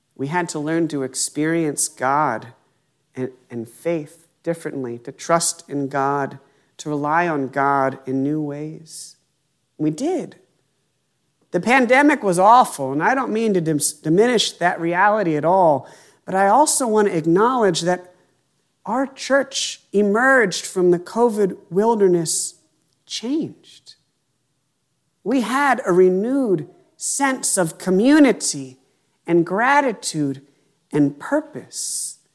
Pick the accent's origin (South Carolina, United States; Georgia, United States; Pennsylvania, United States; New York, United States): Pennsylvania, United States; moved away as an adult; my hometown in Pennsylvania